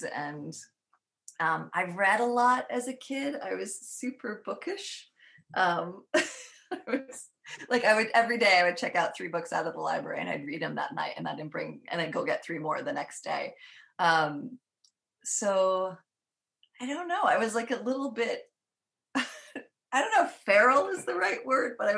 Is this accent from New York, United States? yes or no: yes; New York, United States; where I grew up is on Mohawk land, originally Mohawk land